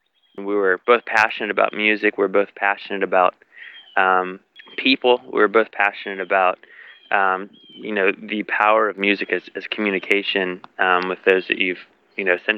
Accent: Virginia Beach, Virginia, United States; moved away as an adult; now in Nashville, United States; growing up in Virginia Beach, Virginia, it's not like a Chicago or an LA or New York City

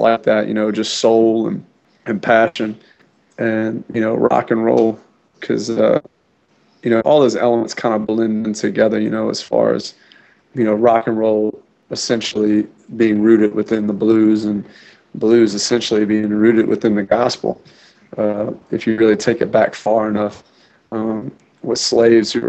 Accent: New Orleans, Louisiana, United States; moved away; I was born in New Orleans, Louisiana, on the mouth of the Mississippi

